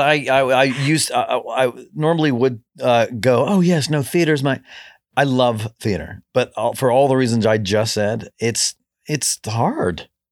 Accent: Kentucky, United States; moved away; growing up in Kentucky, we listened to absolutely no country music in my family

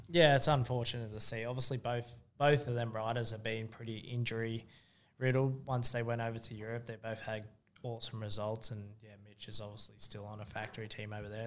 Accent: Sydney, New South Wales, Australia; moved away; I grew up in Sydney.

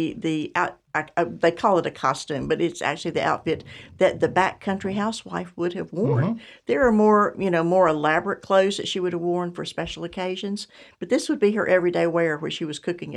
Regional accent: Winston-Salem, North Carolina, United States; Well, I am a fourth generation Moravian, And I grew up in Winston-Salem and spent a lot of time in Salem, went to Salem College.

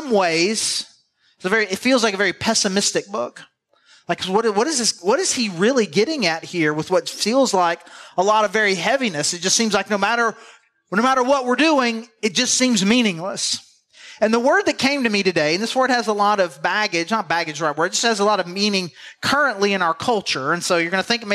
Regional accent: the South, United States; we're from the South

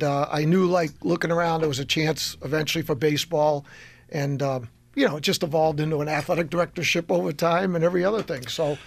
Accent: Massachusetts, United States; moved away as an adult; also born or lived in Chelmsford, Massachusetts / Shrewsbury, Massachusetts / Grafton, Massachusetts; now in Connecticut, United States; I'm originally from Massachusetts

